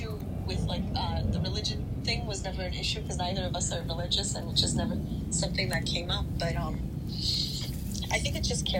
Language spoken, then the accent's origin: English; Canada; also born or lived in Poland / Germany; I was born in Poland. I lived in Germany, and I learned, and I was in German and Ukrainian culture at the same time. Then in Canada with, like, you know, grew up with a lot of Filipinos at my mom's work.